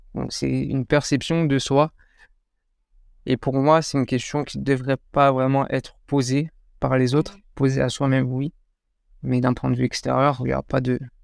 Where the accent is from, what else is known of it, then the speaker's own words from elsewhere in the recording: France; also born or lived in Morocco (ancestry); je suis français